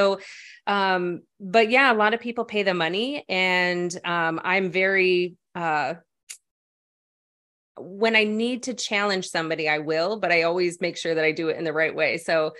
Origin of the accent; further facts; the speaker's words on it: Chicago, Illinois, United States; now in California, United States; I came from Chicago, and Chicago is a very family-oriented town. And when I wanted to move to California, everybody thought I was crazy